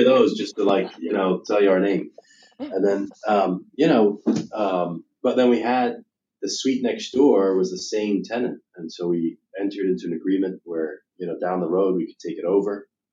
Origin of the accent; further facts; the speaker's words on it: United Kingdom; moved away; I'm an American, I'm proud of it, uh, but I was born and raised in the United Kingdom.